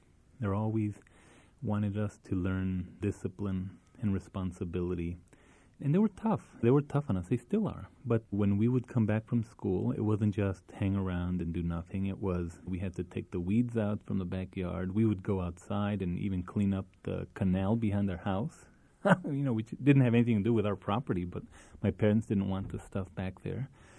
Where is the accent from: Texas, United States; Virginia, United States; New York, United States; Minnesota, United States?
Texas, United States; El Paso; moved away; When I was growing up in Isleta on San Lorenzo Street, which is where they still are and now where I'm staying, every time I come to El Paso, San Lorenzo didn't have any, it wasn't paved.